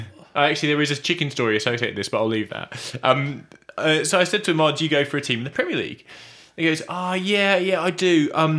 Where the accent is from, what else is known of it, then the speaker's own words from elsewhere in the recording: Oxford, South East England, United Kingdom; I said, Oxford.